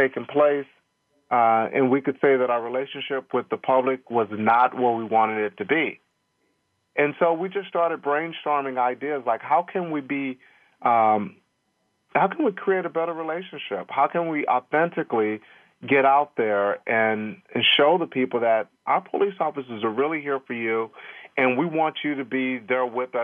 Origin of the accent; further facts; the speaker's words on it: Longview, Texas, United States; moved away; I'm actually from Longview, Texas, which is a small East Texas town